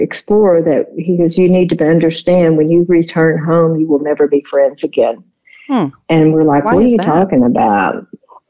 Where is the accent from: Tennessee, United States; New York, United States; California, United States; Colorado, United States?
Tennessee, United States; we're from Tennessee